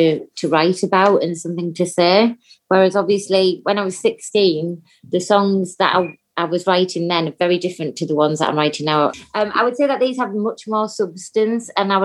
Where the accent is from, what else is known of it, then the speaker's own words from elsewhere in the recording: Teesside, North East England, United Kingdom; moved away; my hometown at BBC Tees